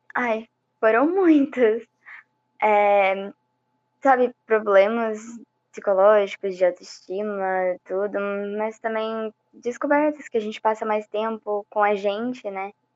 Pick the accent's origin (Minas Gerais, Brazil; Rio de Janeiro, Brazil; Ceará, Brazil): Minas Gerais, Brazil; moved away; eu tinha acabado de voltar de Minas também, que é onde eu nasci